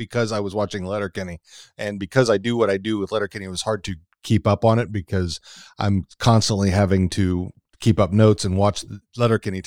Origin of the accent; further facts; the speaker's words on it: Texas, United States; moved away; I come from Texas